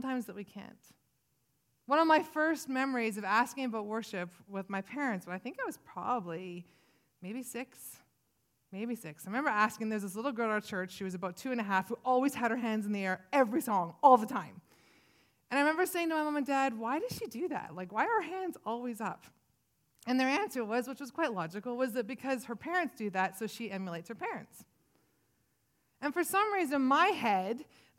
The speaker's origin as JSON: {"language": "English", "town": "Williams Lake", "region": "British Columbia", "country": "Canada", "tie": "born or raised there", "also_born_or_lived": "Vancouver Island / Prince George", "said": "I was born in Williams Lake, big, bustling town of Williams Lake"}